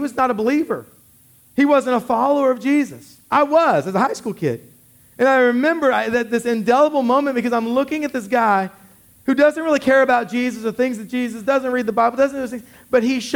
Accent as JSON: {"language": "English", "town": "Killeen", "region": "Texas", "country": "United States", "tie": "born or raised there", "said": "I grew up in Killeen"}